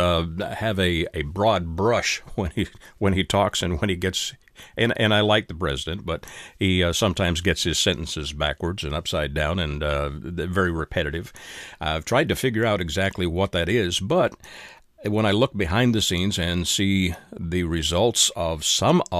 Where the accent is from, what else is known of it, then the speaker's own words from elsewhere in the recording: Canada; moved away; I am a Canadian by birth and have several Canadian family members